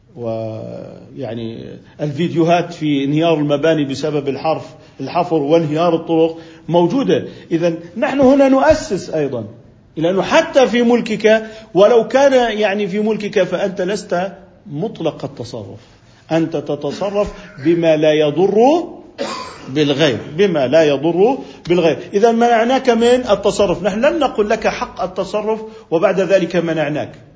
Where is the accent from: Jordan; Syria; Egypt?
Jordan; هنا عندنا بالأردن